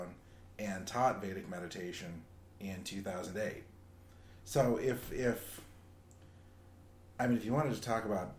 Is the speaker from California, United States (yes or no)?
yes; Southern California, United States; As a kid growing up in Southern California, meditation was part of the culture there